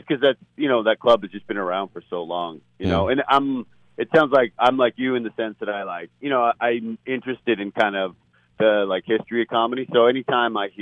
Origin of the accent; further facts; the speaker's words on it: Vancouver, British Columbia, Canada; now in New York City, United States; Vancouver, my hometown